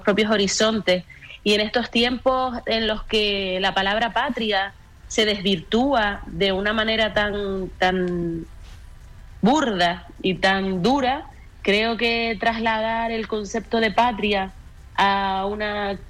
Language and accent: Spanish; Canary Islands, Spain; nosotros como, como canarios, como isleños